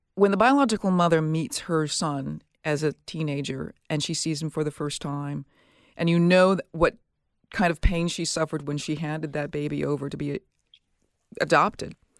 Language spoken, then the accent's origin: English; Minneapolis, Minnesota, United States; from my hometown. I'm from Minneapolis